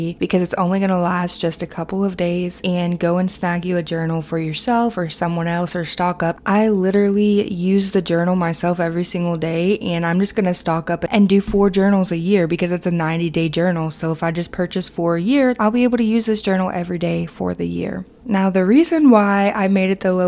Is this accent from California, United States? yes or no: no; Kentucky, United States; my hometown in Kentucky